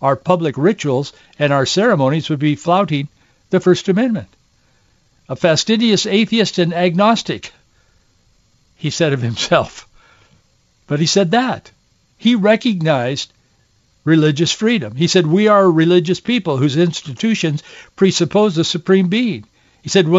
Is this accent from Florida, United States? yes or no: no; Yakima, Washington, United States; I grew up in Yakima in the Yakima Valley in central Washington.